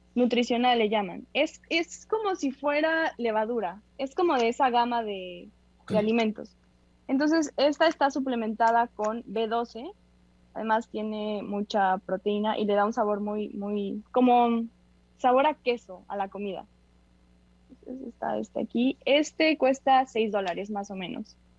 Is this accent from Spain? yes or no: no; Mexico; como somos mexicanos